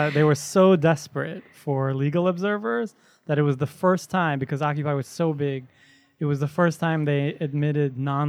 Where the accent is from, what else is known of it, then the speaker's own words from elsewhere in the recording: New York City, New York, United States; I'm from Flushing, Queens.